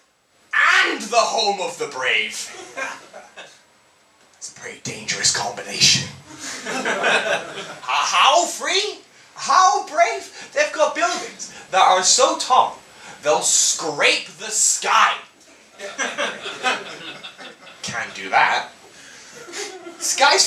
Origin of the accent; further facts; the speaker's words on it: United Kingdom; I'm British